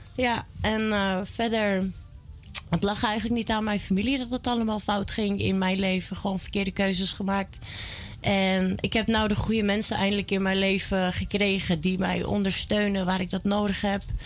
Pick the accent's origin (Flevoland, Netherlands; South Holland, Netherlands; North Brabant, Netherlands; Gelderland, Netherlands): Flevoland, Netherlands; Almere; born or raised there; also born or lived in Amsterdam / Belgium